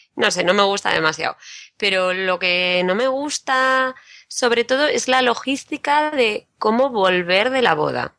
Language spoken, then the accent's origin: Spanish; Madrid, Community of Madrid, Spain; de Madrid